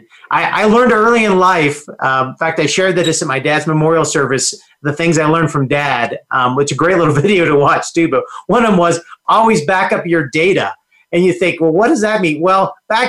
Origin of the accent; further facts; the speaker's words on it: Aurora, Colorado, United States; also born or lived in Denver, Colorado; there were four boys in a home growing up in Aurora, Colorado is where we grew up. And so grew up in Aurora from then till I graduated from high school